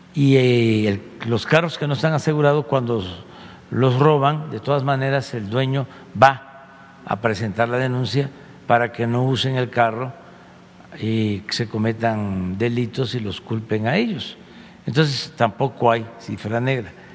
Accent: Mexico; que el mexicano no es malo por naturaleza, que no nacimos malos

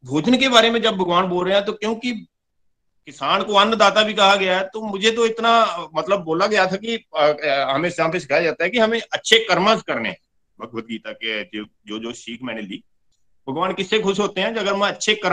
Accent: Pathankot, Punjab, India; और मैं पठानकोट जुग्याल का रहने वाला हूँ पेशे से मैं किसान हूँ

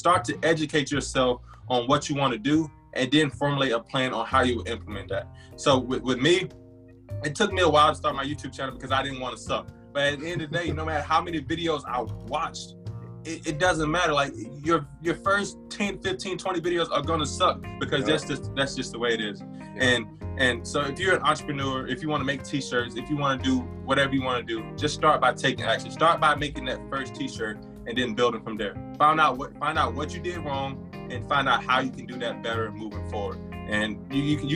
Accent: South Georgia, United States; I'm a Georgia boy at heart. I was born in, I was raised in South Georgia.

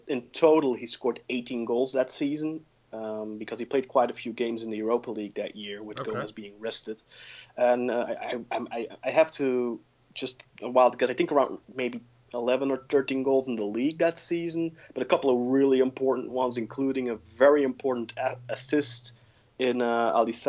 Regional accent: Belgium; I'm from Belgium

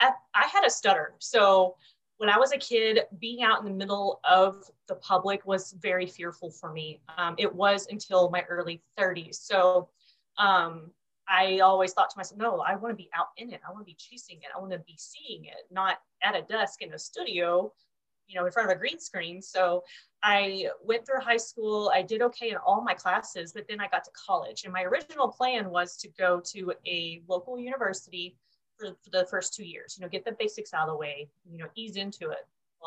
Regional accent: Oklahoma, United States; now in Texas, United States; So I grew up in Oklahoma, which, as may or may not know, that's the mecca of Tornado Alley.

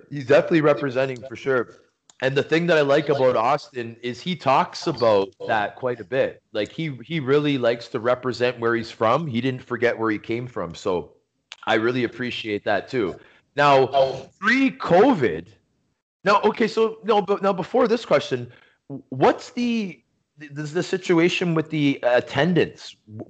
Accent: Toronto, Ontario, Canada; my hometown is Toronto.

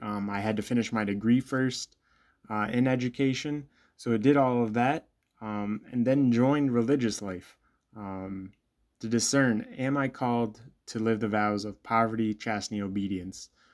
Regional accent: Bloomington, Illinois, United States; I'm originally from Bloomington, Illinois, um, grew up there

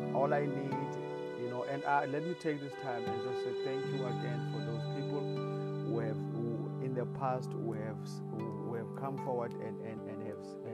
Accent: South Africa; I come all the way from South Africa

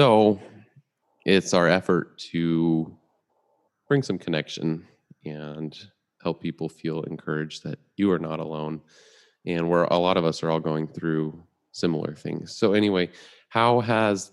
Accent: Redlands, California, United States; And I'm from Redlands, like right next to you.

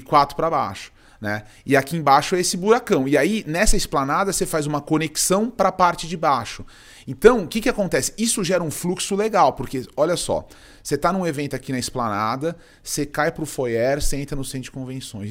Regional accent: Cajati, São Paulo, Brazil; eu sou paulistano, eu nasci em São Paulo, mas eu fui muito cedo, eu fui morar no interior. eu morei, eu morei no Vale do Ribeira, numa cidade chamada Cajati

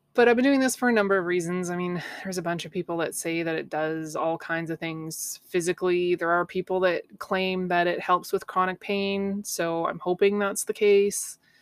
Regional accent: Canada; I'm a Canadian girl, right? I grew up swimming in cold lakes

